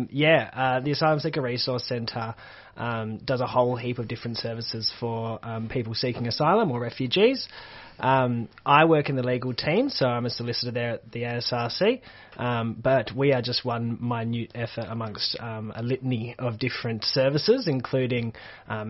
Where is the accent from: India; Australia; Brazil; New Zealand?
Australia; Perth, Western Australia; moved away; I'm originally from Perth, Western Australia